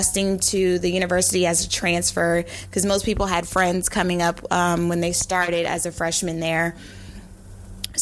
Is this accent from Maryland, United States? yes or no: yes; the Maryland area, United States; moved away; also born or lived in North Carolina; I'm originally from the Maryland area, so I heard about the Aggies in North Carolina A&T when I was growing up in my hometown